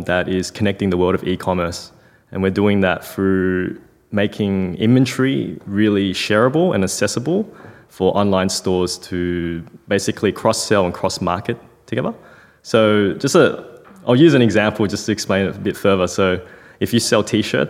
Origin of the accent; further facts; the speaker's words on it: Melbourne, Victoria, Australia; also born or lived in China; I was born in China, came to Australia. So my dad came back to Melbourne when I was 10 months old. And so we kind of reestablished ourselves in Melbourne.